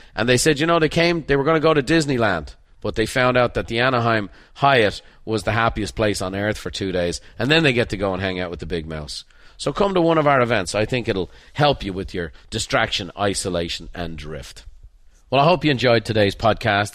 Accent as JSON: {"language": "English", "country": "Ireland", "tie": "born or raised there", "moved": "yes", "said": "as a painter growing up in Ireland"}